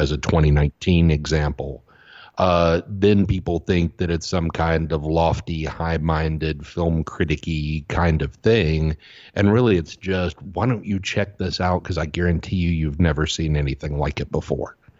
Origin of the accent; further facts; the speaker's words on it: the South, United States; as a kid growing up in the South